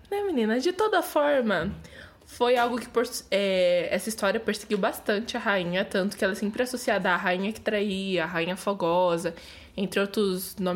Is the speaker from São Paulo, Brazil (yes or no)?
yes; Santo André, São Paulo, Brazil; E aí eu sou de Santo André.